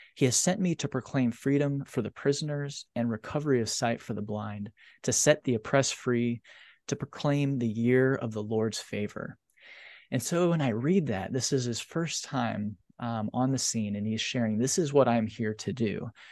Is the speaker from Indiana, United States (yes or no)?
yes; Indiana, United States; a small community in Indiana, a farming community, um, and being raised in the faith